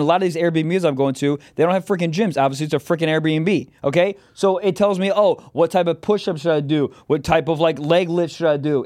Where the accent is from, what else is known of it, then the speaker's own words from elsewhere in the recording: Chicago, Illinois, United States; from my hometown? Then I'm like, whoa, Chicago?